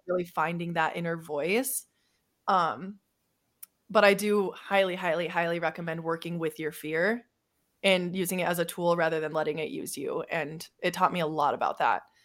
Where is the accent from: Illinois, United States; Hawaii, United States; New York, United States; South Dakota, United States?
South Dakota, United States; moved away as an adult; I'm from South Dakota, ve, a very small town. I graduated high school with forty-eight people